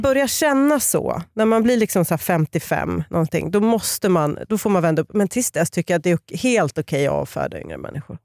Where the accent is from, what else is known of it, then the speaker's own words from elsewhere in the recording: Sweden; Jag är också från Uppland